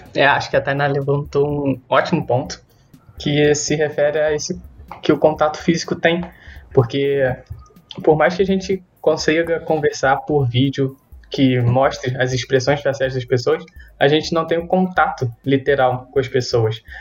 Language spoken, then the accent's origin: Portuguese; Brazil; somos brasileiros